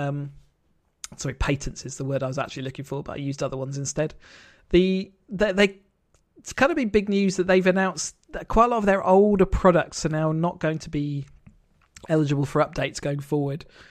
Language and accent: English; United Kingdom; in the U K